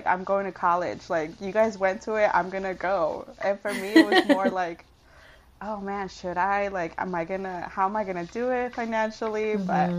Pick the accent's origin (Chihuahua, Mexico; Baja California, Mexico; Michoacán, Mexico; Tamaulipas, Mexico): Michoacán, Mexico; We're from Michoacán, so shout